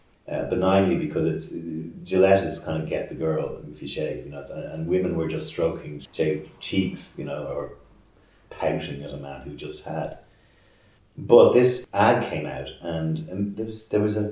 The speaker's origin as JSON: {"language": "English", "town": "Dublin", "region": "Leinster", "country": "Ireland", "tie": "born or raised there", "moved": "as an adult", "lives_now": "Dublin, Ireland", "said": "my hometown, I was away for 21 years and I come back"}